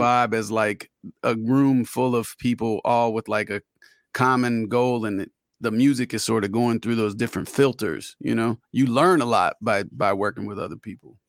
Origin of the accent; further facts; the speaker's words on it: Orlando, Florida, United States; I grew up in Orlando